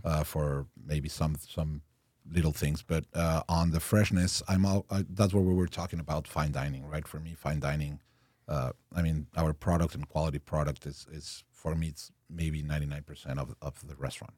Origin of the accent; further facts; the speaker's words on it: Mexico City, Mexico; first language Spanish and French; English is a second language; moved away; And I was born in Mexico City, raised in, uh, Le Lycée Français